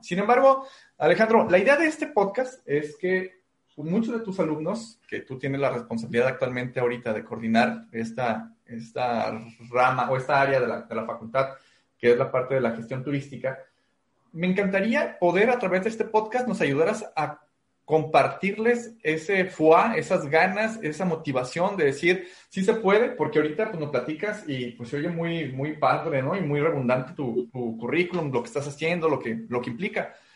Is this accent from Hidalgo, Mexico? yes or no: no; Guadalajara, Jalisco, Mexico; now in Tijuana, Mexico; yo soy de Guadalajara